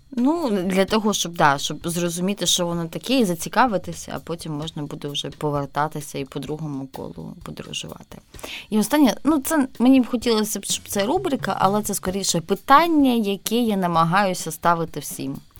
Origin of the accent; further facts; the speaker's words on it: Zaporizhzhia, Zaporizhzhia Oblast, Ukraine; Запоріжжя, моє рідне місто